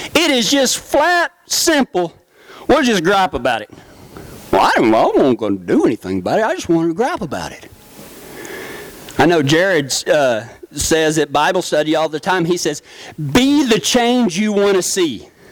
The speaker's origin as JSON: {"language": "English", "town": "Big Lake", "region": "Texas", "country": "United States", "tie": "born or raised there", "said": "growing up in the small town of Big Lake, Texas"}